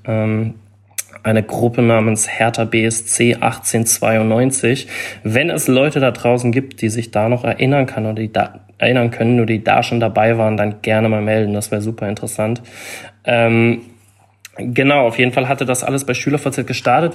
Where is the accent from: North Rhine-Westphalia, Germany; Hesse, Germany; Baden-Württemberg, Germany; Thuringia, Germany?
Baden-Württemberg, Germany; Freiburg; also born or lived in London / Palma; ich bin in Freiburg geboren, habe hier 18 Jahre beziehungsweise 19 Jahre gelebt.